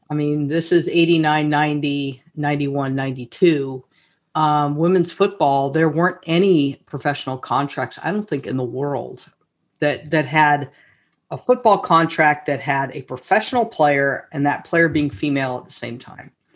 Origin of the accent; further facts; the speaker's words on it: Los Altos, California, United States; a local uh, you know organization in my hometown, Los Altos